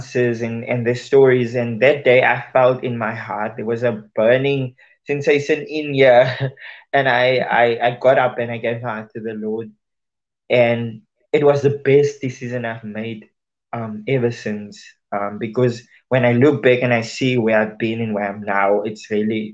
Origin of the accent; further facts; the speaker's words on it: Worcester, Western Cape, South Africa; I was born and raised in Worcester, a small town in South Africa